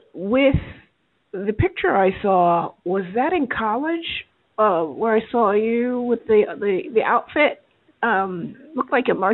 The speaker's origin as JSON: {"language": "English", "region": "New Jersey", "country": "United States", "said": "I'm from New Jersey."}